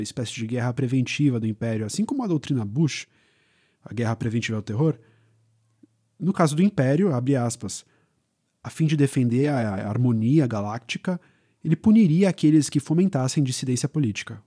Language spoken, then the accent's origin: Portuguese; São Paulo, Brazil; a gente é de São Paulo